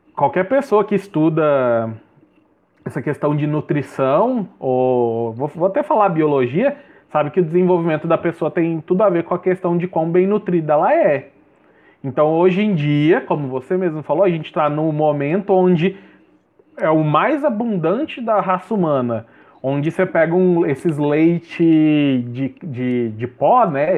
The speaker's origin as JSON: {"language": "Portuguese", "region": "Goiás", "country": "Brazil", "said": "eu sou goiano"}